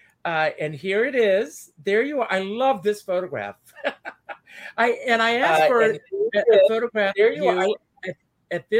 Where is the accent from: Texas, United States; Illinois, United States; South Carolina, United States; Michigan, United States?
South Carolina, United States; now in New York, United States; I grew up in South Carolina